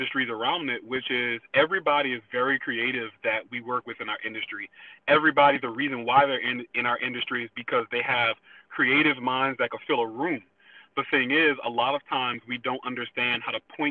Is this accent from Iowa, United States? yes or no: no; New Orleans, Louisiana, United States; moved away as an adult; also born or lived in New Hampshire; I'm from New Orleans, Louisiana, so I moved up to New Hampshire in 2011 as a sophomore in college